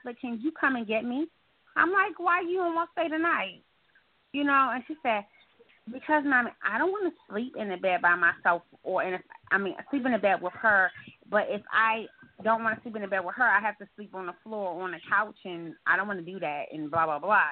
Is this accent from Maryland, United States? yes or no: yes; Baltimore, Maryland, United States; I'm from Baltimore